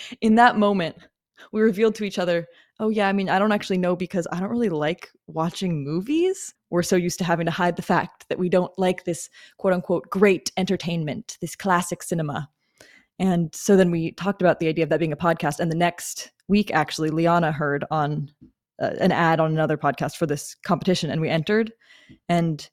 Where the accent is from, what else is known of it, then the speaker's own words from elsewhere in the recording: Seattle, Washington, United States; moved away as an adult; now in Los Angeles, United States; I'm from West Seattle